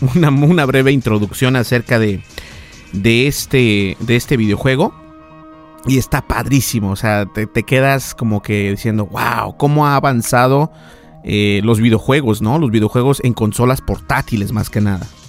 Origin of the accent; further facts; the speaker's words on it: Mexico; accent: Mexican; mi, mi acento es completamente mexicano.